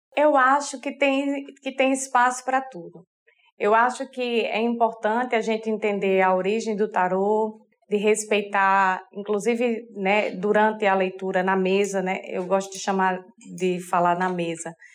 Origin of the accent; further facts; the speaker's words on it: Sertão, Northeast Brazil, Brazil; Eu sou sertaneja de, desde de antes do tataravô, minha, das duas partes, pai, mãe, tataravô, tataravó, e lá para dentro vai indo é sertão